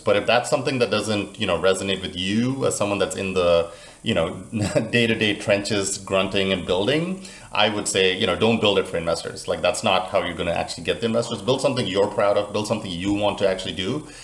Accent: Central Florida, United States; now in Miami, United States; I'm actually originally from Florida, but more Central Florida

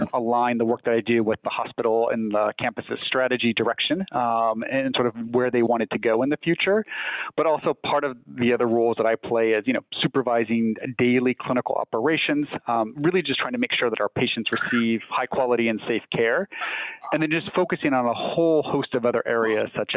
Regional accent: just outside San Bernardino, Southern California, United States; now in Northern California, United States; I am from Southern California originally. So just outside of San Bernardino

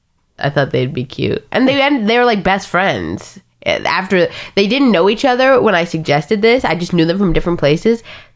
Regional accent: Chapel Hill, North Carolina, United States; also born or lived in Durham, North Carolina; where are you from? I say, Chapel Hill.

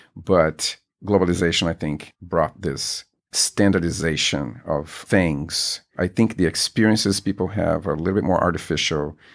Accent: Brasilia, Federal District, Brazil; moved away as an adult; also born or lived in Natal; now in United States; I lived there until I was about seven or eight, and then my father got a fantastic job in Brasilia, the capital of Brazil, and we moved there. And that's where I stayed until I moved here to the United States

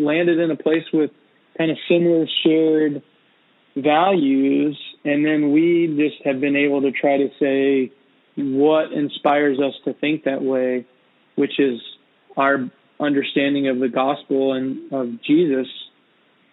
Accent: Texas, United States; moved away as an adult; now in Portland, United States; I've been Texan

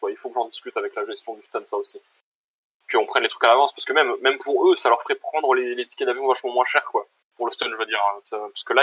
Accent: Switzerland; Bon, après, je viens de Suisse, donc je coûte pas très cher, quoi.

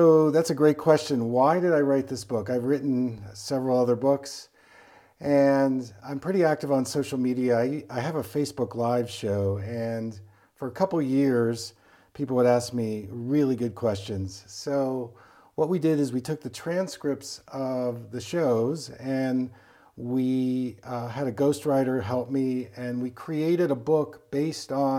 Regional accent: East Coast, United States; I was from the East Coast

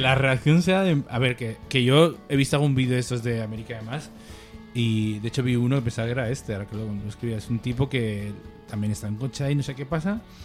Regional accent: Barbastro, Aragon, Spain; born or raised there

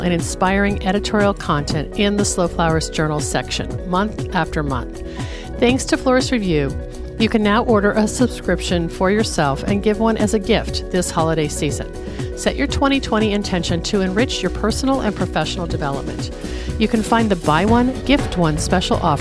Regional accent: Washington, United States; Washington, my home state

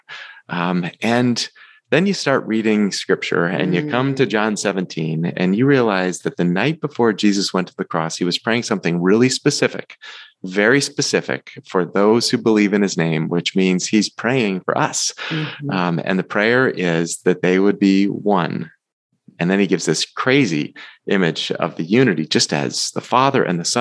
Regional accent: Massachusetts, United States; my roots growing up in Massachusetts

